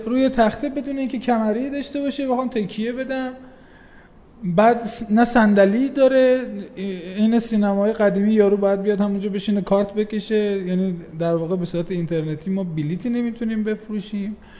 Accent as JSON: {"language": "Persian", "region": "Khuzestan", "country": "Iran", "said": "به عنوان یک خوزستانی که دارم تاعت کار میکنم"}